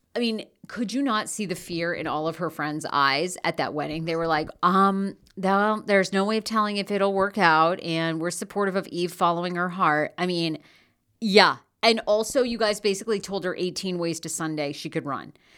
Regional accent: Maine, United States; now in Los Angeles, United States; I'm originally from Maine

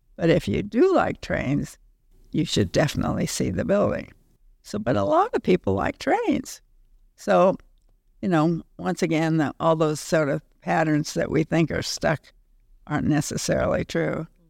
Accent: Middle West, Midwest, United States; moved away as an adult; also born or lived in New England; now in Denver, United States; growing up in the Middle West and then going east to school

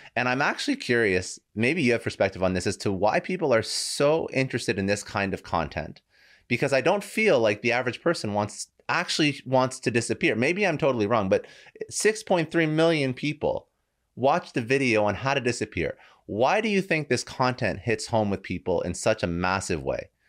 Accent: Toronto, Ontario, Canada; now in South Florida, United States; I was originally from Toronto, moved down to South Florida

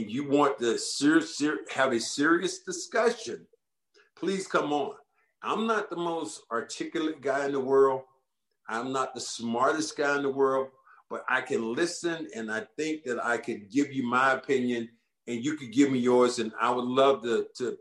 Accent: North Carolina, United States; I'm from North Carolina

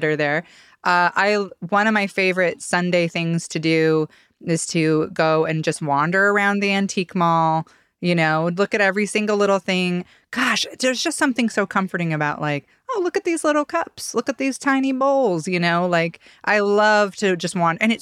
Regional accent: Ada County, Idaho, United States; now in Boise, United States; when I was a kid, the Ada County Community Library was like my library. Now we live over in West Boise again

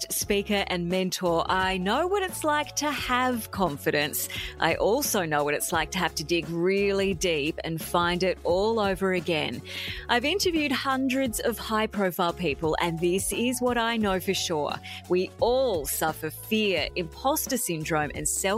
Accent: Brisbane, Queensland, Australia; You knew I was from Australia, but you didn't know I was from Brisbane.

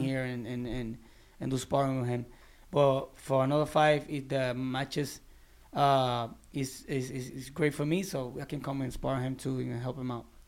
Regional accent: Barranquitas, Puerto Rico; moved away as an adult; now in Orlando, United States; my hometown in Barranquitas.

